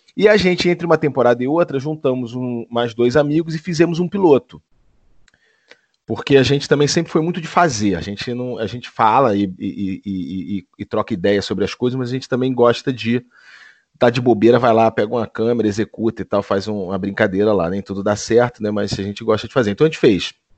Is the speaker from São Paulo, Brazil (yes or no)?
no; Niterói, Rio de Janeiro, Brazil; eu sou de Niterói